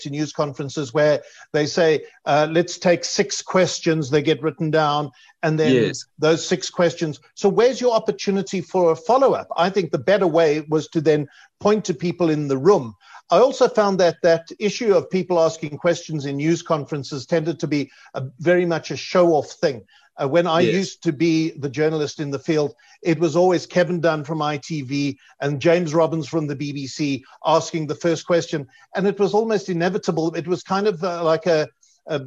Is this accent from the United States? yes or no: no; Edenvale, Gauteng, South Africa; I grew up in Edenvale